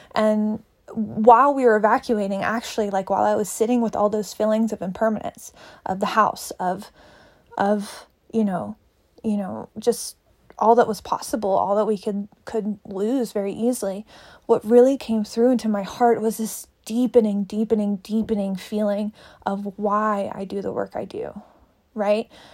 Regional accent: Tennessee, United States; now in Boulder, United States; I'm from Tennessee originally. I now live in Boulder, Colorado

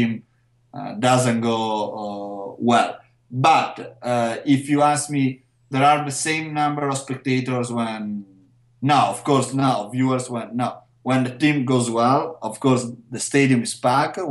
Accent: Verona, Veneto, Italy; because I'm from Verona

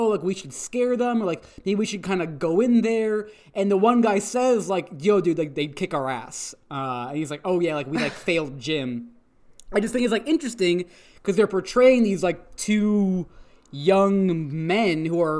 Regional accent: Canada; I am from Canada, thank you. I was born here. I am a citizen.

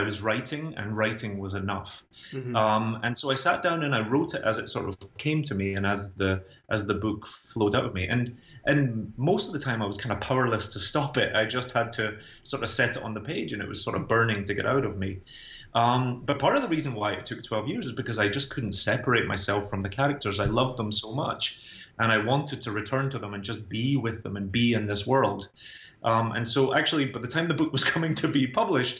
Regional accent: Glasgow, Scotland, United Kingdom; moved away as an adult; also born or lived in London, United Kingdom; now in New York City, United States; So I grew up in a super deprived area of Glasgow.

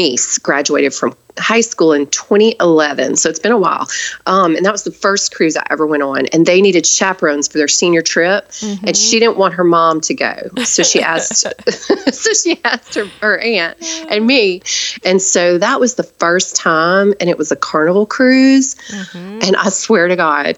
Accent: the South, United States; I'm from the South

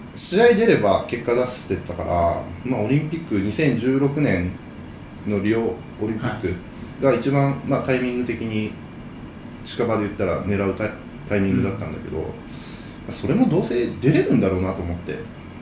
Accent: Hyogo, Japan; 俺兵庫県出身なんだけど

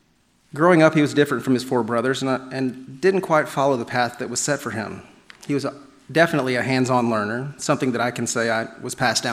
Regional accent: New York, United States; I'm from New York, they'll relate to me.

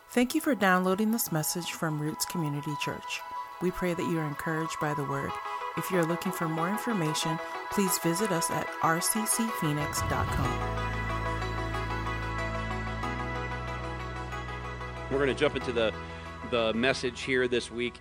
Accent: the South, United States; now in Phoenix, United States; I was born in the South.

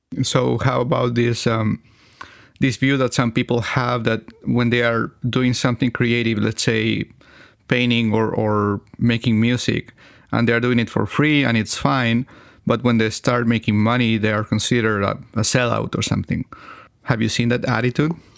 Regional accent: Chile; first language Spanish; English is a second language; my native language is Spanish, but I'm from Chile

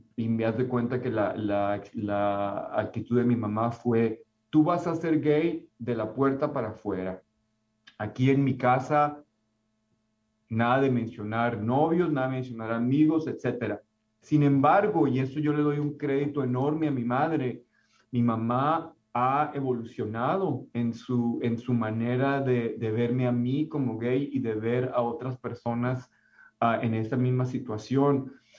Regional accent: Mexico; now in Concord, United States; mi identidad como latino, como mi identidad como mexicano

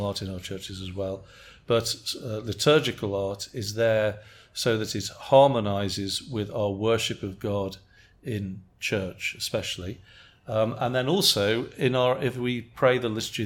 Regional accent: England, United Kingdom; now in United States; as an Englishman

